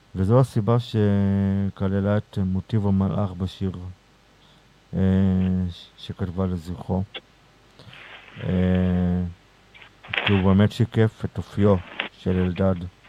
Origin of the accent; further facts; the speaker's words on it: Beit Zera, Northern District, Israel; בקיבוץ בית זרע, בקיבוץ שבו גדלתי